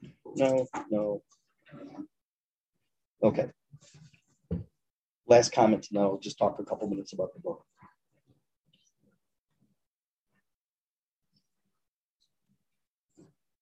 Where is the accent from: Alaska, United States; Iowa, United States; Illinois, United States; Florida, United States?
Illinois, United States; Chicago; moved away as an adult; now in Ma'ale Adumim, Israel; Born and bred in Chicago.